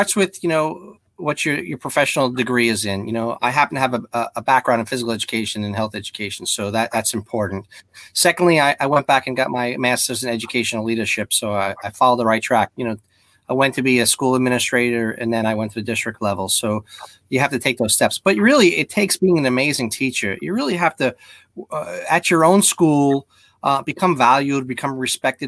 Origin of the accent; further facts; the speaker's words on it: New York, United States; now in Palm Beach County, United States; I'm a New Yorker at heart